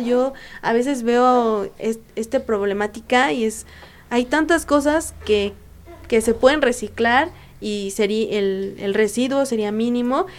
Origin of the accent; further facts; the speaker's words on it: Mexico; yo soy la primera mexicana en irme bajo el programa de OISCA México